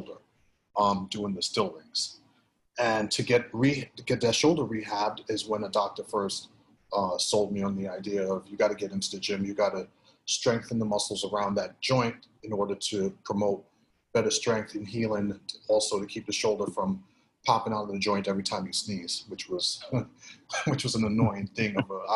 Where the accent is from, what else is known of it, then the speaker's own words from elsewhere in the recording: New York City, New York, United States; also born or lived in Grenada; Grew up in Brooklyn. Grew up in Flatbush, Brooklyn. Came to this country in 79 from the Caribbean nation of Grenada.